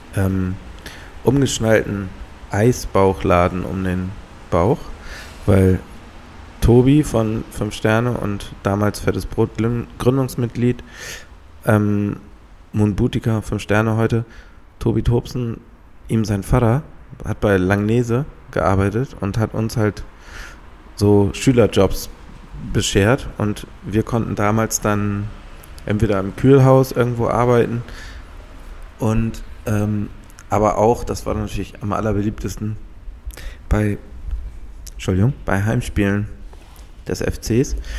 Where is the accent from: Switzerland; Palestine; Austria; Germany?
Germany; Halstenbek, Schleswig-Holstein; bei uns in Halzenberg gab es so einen so Grand oder so einen Sandplatz